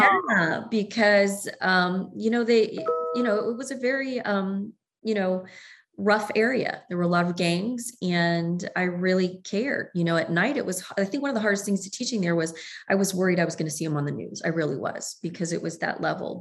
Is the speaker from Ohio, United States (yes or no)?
yes; Southern Ohio, United States; moved away as an adult; also born or lived in Galveston, Texas; growing up in Southern Ohio and my family being in Kentucky